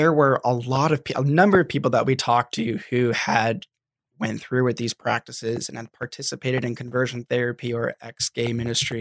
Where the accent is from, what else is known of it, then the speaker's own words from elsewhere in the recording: Indiana, United States; I grew up in Indiana in a pretty religious setting